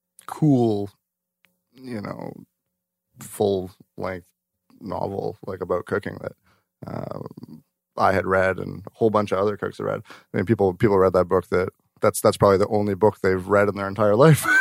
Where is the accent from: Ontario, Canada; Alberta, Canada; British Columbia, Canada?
British Columbia, Canada; White Rock; I grew up in White Rock. So I was at the Earl's in White Rock.